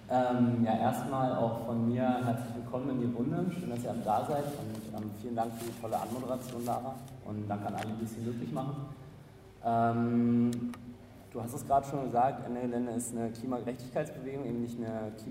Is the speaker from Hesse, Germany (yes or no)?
no; Saxony-Anhalt, Germany; Ich bin in Sachsen-Anhalt groß geworden